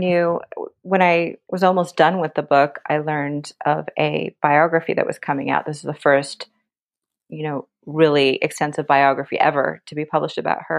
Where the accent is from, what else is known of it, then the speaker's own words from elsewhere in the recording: United States; growing up in America